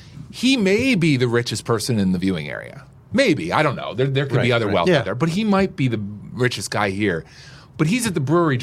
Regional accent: western Pennsylvania, United States; moved away; And I grew up in Pennsylvania, western Pennsylvania.

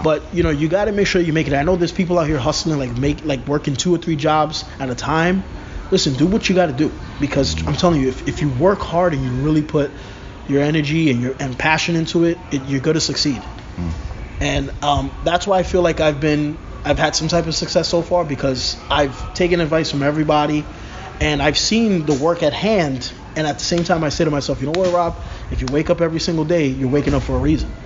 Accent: New York City, New York, United States; born and raised in Brooklyn

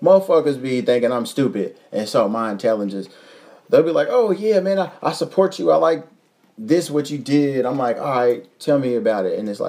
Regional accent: Louisville, Kentucky, United States; The top cities, in no particular order for real, is Louisville. That's my hometown.

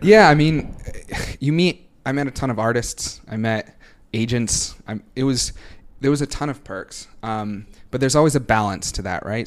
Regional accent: Boston, Massachusetts, United States; moved away as an adult; also born or lived in New York City; I'm originally from Boston, but for the past five years, on or off, I've lived in New York City

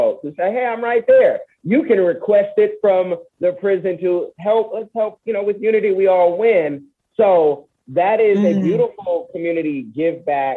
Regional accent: Oakland, California, United States; I'm from Oconda

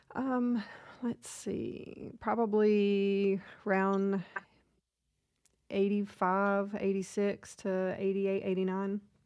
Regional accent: Nashville, Tennessee, United States; also born or lived in Florida; I grew up in Nashville, kind of moved around a lot.

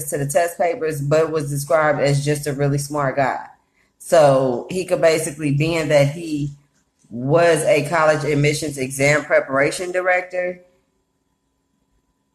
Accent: Oakland, California, United States; moved away; I grew up in Oakland, so UC Berkeley is right next door

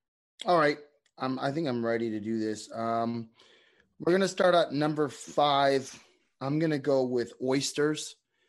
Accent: Canada; I'm Canadian.

